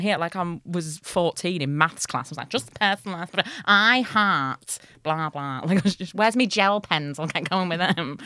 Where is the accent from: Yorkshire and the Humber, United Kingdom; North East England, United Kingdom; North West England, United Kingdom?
Yorkshire and the Humber, United Kingdom; Hull; I'm from Hull